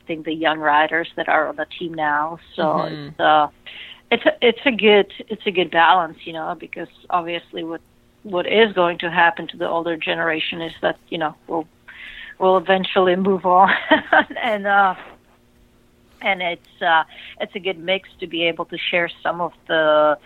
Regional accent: Czechia; moved away as an adult; I grew up in Czech Republic

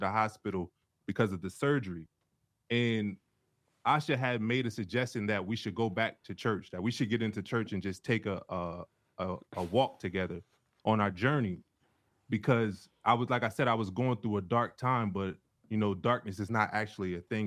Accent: Delaware, United States; moved away as an adult; also born or lived in Cincinnati; we're both from Delaware

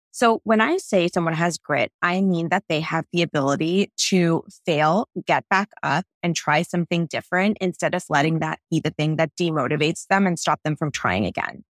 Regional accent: Toronto, Ontario, Canada; moved away as an adult; now in Los Angeles, United States; I come from Toronto, where our tap water is really, really high quality, and moving to L

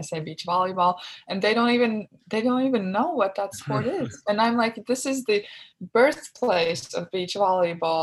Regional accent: Latvia; moved away as an adult; now in Los Angeles, United States; my hometown

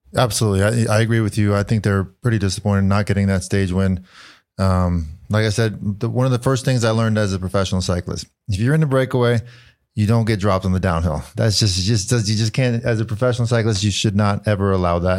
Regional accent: United States; as an American

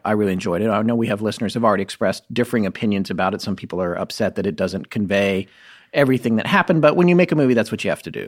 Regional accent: North Carolina, United States; also born or lived in California; my experience of growing up was in North Carolina

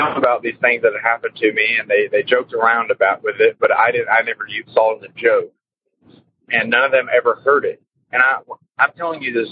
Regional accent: Texas, United States; I'm from Texas

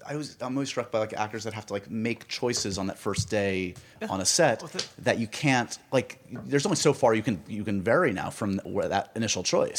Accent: New York, United States; as a New Yorker, I grew up

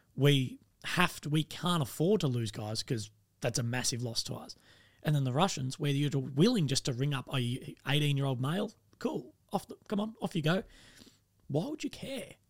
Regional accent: Australia; I'm, I'm from Australia

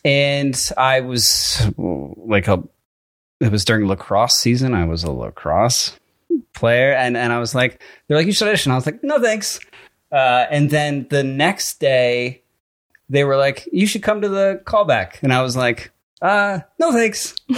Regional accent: Connecticut, United States; also born or lived in Freehold, New Jersey; I was born in Freehold, New Jersey, the same small hospital as Bruce Springsteen. Then my family moved to Connecticut when I was in elementary school.

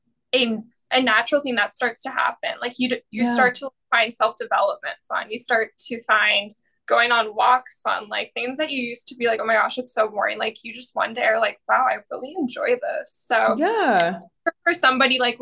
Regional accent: Fargo, North Dakota, United States; especially from my hometown in Fargo, because there's such a big drinking culture here

